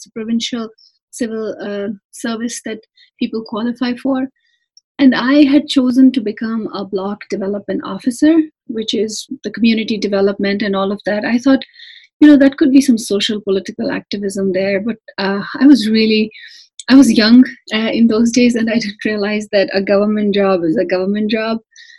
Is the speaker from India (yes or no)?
yes; Jammu and Kashmir, India; moved away as an adult; now in Greeley, United States; as a Kashmiri, I was different. I did not adhere to the idea of India or being an Indian.